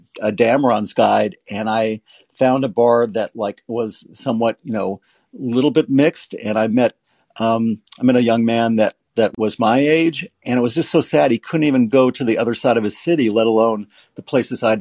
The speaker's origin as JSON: {"language": "English", "town": "Los Angeles", "region": "California", "country": "United States", "tie": "born or raised there", "also_born_or_lived": "Las Vegas, Nevada", "said": "I grew up in Hollywood"}